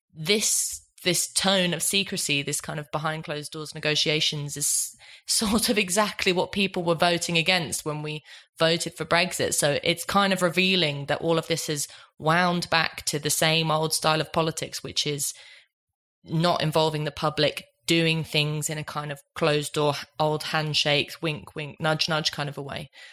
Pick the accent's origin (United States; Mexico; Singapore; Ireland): Ireland; I'm Irish